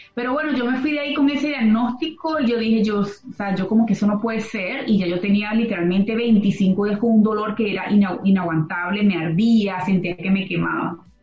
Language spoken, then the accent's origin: Spanish; Venezuela; moved away as an adult; Los que venimos de Venezuela